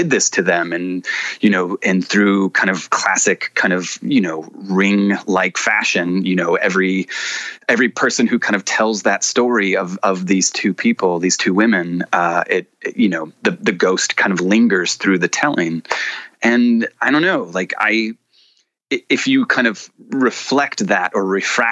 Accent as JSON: {"language": "English", "region": "the South", "country": "United States", "tie": "born or raised there", "said": "I grew up in the South"}